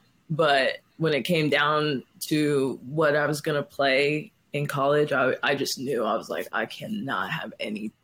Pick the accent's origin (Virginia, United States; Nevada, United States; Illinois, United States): Nevada, United States; Las Vegas; moved away; also born or lived in Oklahoma; I was born and raised in Vegas